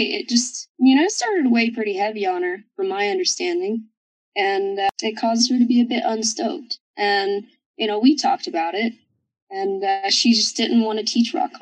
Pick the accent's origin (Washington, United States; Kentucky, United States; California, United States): Kentucky, United States; the South; moved away as an adult; also born or lived in Moab, Utah; I come from South, and you know, I kind of have like a hard background.